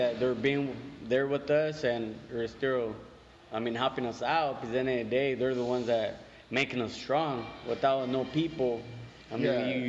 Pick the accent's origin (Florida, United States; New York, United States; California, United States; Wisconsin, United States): California, United States; Salinas; I grew up right here in Salinas.